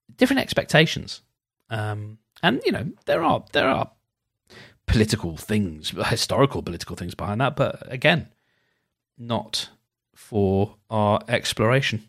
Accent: United Kingdom; as a Brit, I ha, I am duty bound to pronounce it Ackerman

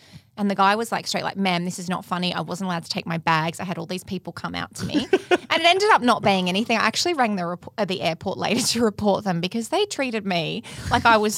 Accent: Sydney, New South Wales, Australia; moved away as an adult; now in Melbourne, Australia; Quade and I are living in Melbourne. I'm from Sydney and I still do a lot of work there.

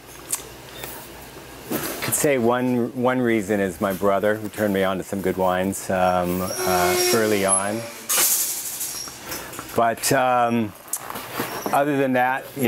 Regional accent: Los Angeles, California, United States; also born or lived in Pittsburgh, Pennsylvania; now in Oregon, United States; I was born actually in Pittsburgh, Pennsylvania, but I was raised in Los Angeles. I moved there when I was really little, so I'm from

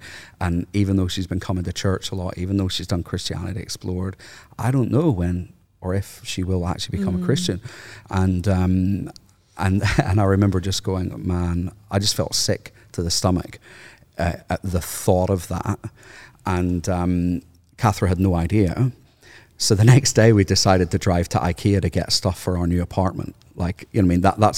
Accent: Ireland; Because growing up in Ireland, no offense, by the way, for all of the Anglicans in the room.

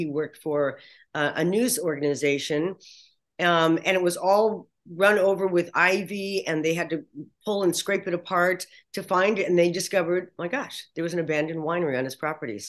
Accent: Sonoma, California, United States; So yeah, I feel really lucky that this is my hometown.

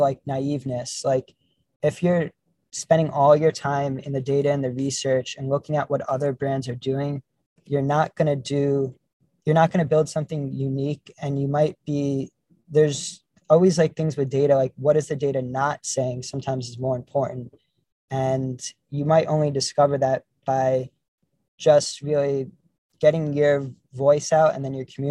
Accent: New York, United States; growing up in New York

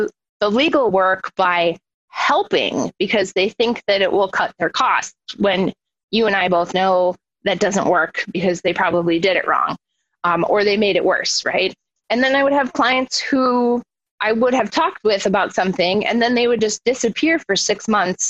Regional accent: Milwaukee, Wisconsin, United States; now in Minneapolis, United States; I grew up in Milwaukee, Wisconsin.

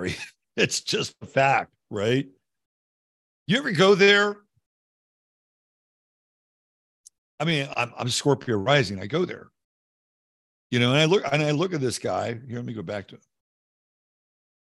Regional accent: United States; I am an American

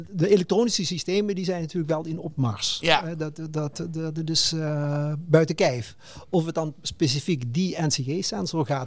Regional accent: Limburg, Netherlands; ik, kom, ik ben Limburger. En eh, van een vrij groot gezin.

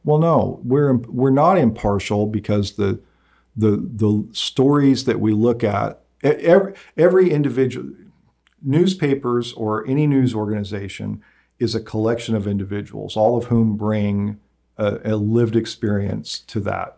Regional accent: Nickerson, Kansas, United States; growing up in Nickerson

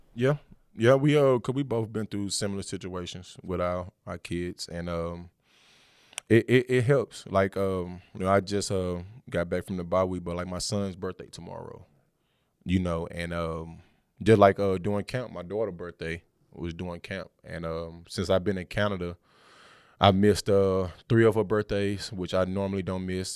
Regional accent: Texas, United States; we both from the South, he from Georgia, I'm from Texas

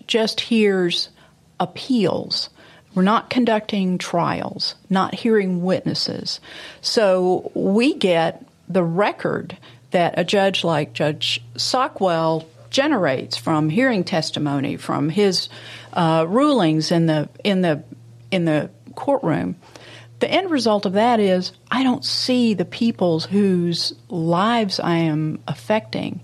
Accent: Memphis, Tennessee, United States; born or raised there

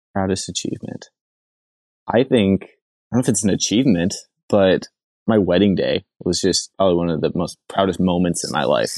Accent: Billings, Montana, United States; also born or lived in Laurel, Montana; now in Western Washington, United States; I was born in Billings, Montana. And throughout most of my childhood, I did not venture too far. I moved from Billings about twenty minutes away to, to Laurel

